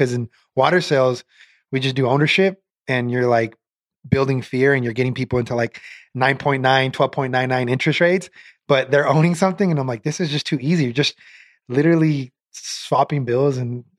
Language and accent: English; Portland, Oregon, United States; now in Las Vegas, United States; I actually grew up in Portland, Oregon. Came out to Vegas probably like 6-7 years ago.